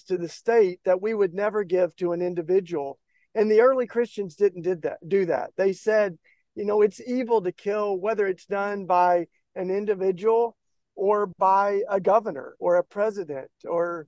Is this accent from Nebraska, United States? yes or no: no; East Tennessee, United States; I grew up down in East Tennessee in the kind of Bible Belt